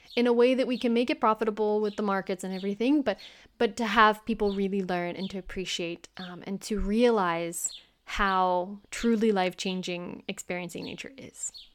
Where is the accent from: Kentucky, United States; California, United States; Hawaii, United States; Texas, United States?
Kentucky, United States; moved away as an adult; also born or lived in Boston; I'm from the United States, I'm from Kentucky